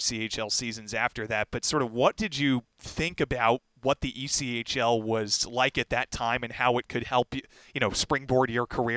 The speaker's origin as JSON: {"language": "English", "region": "New Jersey", "country": "United States", "tie": "born or raised there", "said": "I was young, growing up in New Jersey at the time, just like 10, 11, 12 years old in New Jersey"}